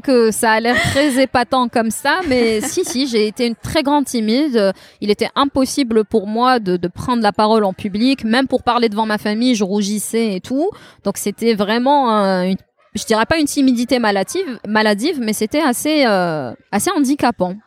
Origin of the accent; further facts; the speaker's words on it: Tizi Ouzou, Tizi Ouzou Province, Algeria; moved away as an adult; also born or lived in Beni Yenni; now in Algiers, Algeria; je suis une fille de Tizi. Je suis née, j'ai grandi à Tizi. Je n'ai jamais vécu à Alger